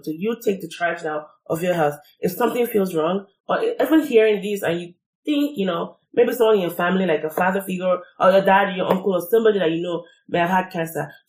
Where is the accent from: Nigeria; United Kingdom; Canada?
Nigeria; from my experience being Nigerian